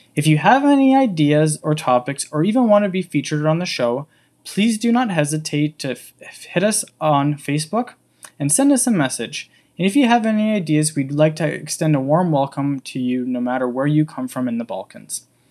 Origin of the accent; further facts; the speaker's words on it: Canada; accent: English; moved away as an adult; now in Slovenia; I am actually from the bit, small country of Canada and moved to Slovenia five years ago